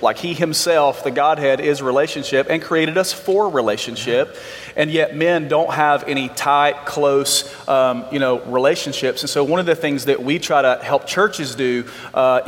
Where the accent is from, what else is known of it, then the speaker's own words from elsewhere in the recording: Alabama, United States; I grew up in Alabama.